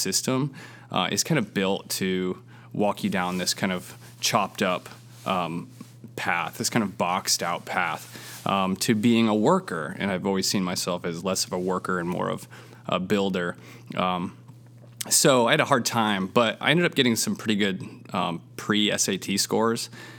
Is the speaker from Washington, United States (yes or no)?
yes; Seattle, Washington, United States; I was born in the Seattle area and then kind of moved around a little bit and went to high school out there